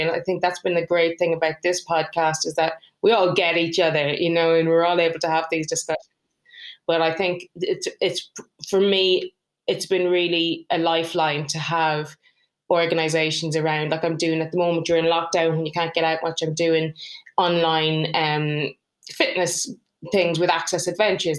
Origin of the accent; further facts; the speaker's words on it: Ireland; moved away; I'm from Ireland. So if I go to see my parents, they live over there.